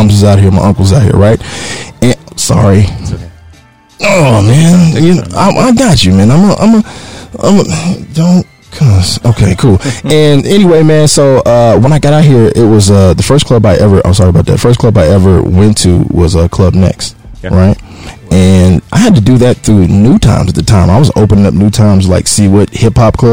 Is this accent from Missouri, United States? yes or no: yes; Kansas City, Missouri, United States; moved away as an adult; I'm from Kansas City, Missouri